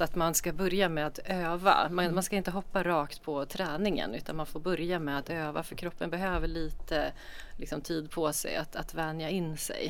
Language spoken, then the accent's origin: Swedish; Norrland, Sweden; now in Gothenburg, Sweden; jag är ju norrlänning